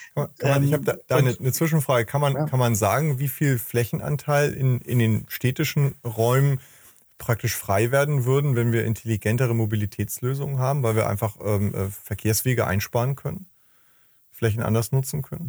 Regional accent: Hamburg, Germany; meine Heimatstadt Hamburg

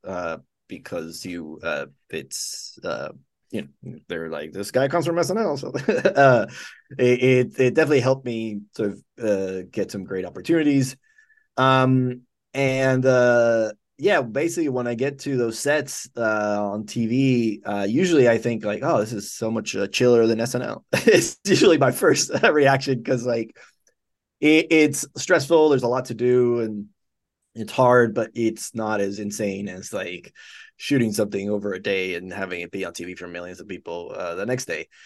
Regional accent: Dominican Republic; moved away as an adult; also born or lived in Cuba; I was born in Cuba. And I left, uh, my family left when I was five months old, and I grew up in the Dominican Republic.

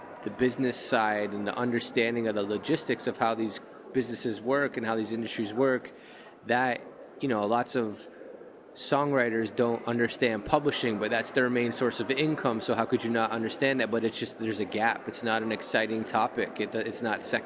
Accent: Toronto, Ontario, Canada; I grew up in Toronto in the 90s

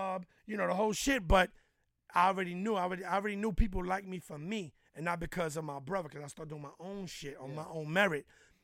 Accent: New York City, New York, United States; I'm from Harlem

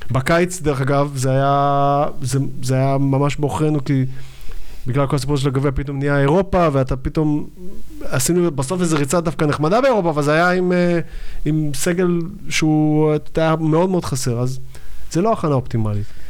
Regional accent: Givatayim, Tel Aviv District, Israel; also born or lived in Yad Eliyahu, Tel Aviv; now in Tel Aviv, Israel; כל הילדות שלי הייתה בגבעתיים.

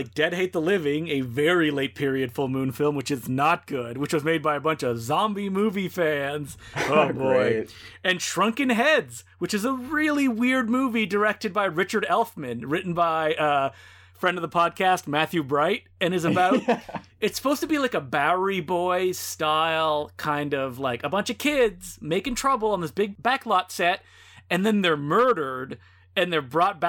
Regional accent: Belgium; Oh yes, the popular Belgium films, my home country.

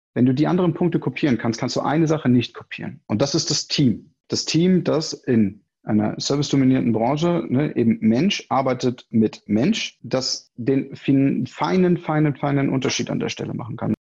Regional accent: Hanover, Lower Saxony, Germany; also born or lived in Rhine-Neckar Metropolitan Region; now in Sandhausen, Germany; geboren in Hannover, wohnhaft in der schönen Metropolregion Rhein-Neckar

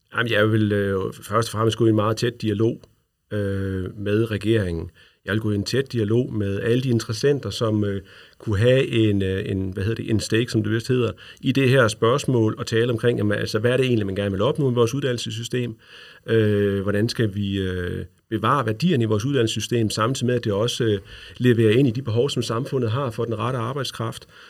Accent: Løkken, North Denmark Region, Denmark; also born or lived in Brønderslev; Jeg er fra Nordjylland, jeg er fra Lykken, øh, hvor jeg er gået i folkeskole

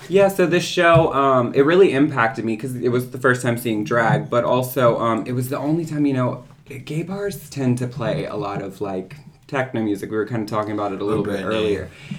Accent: New Orleans, Louisiana, United States; moved away; also born or lived in Brooklyn, New York; I'm from New Orleans.

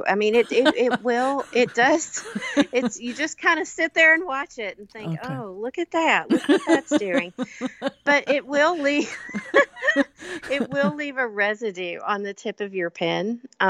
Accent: Kentucky, United States; I love growing up in Kentucky. I grew up on bluegrass. Everyone in my family played an instrument growing up.

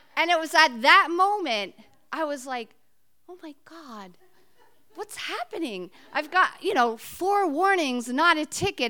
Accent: New Jersey, United States; moved away as an adult; now in Cape Cod, United States; I'm originally from New Jersey, just outside New York City

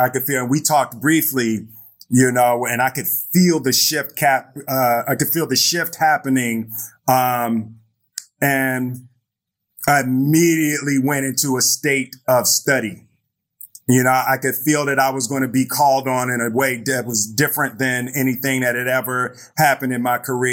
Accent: Philadelphia, Pennsylvania, United States; I grew up in Philadelphia

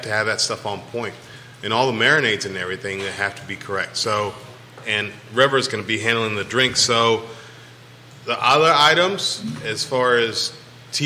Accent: California, United States; now in Virginia, United States; I was born in California

